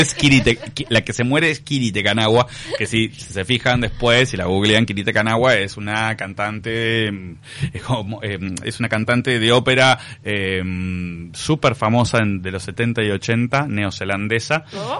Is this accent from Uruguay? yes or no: yes; Uruguay; soy la primera generación de uruguayos de mi familia, son todos gallegos, este mi hermana y yo somos los únicos uruguayos